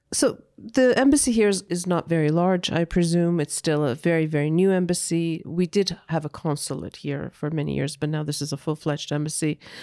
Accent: Canada; now in Armenia; a Canadian Armenian or former Canadian Armenian

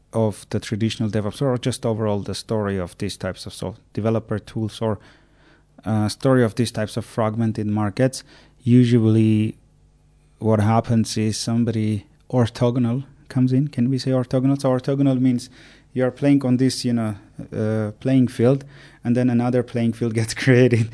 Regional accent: Armenia; moved away as an adult; also born or lived in Ireland; I'm born and raised in Armenia

